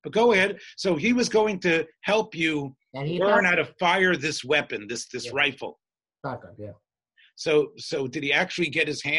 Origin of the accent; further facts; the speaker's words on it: the South, United States; I'm from the South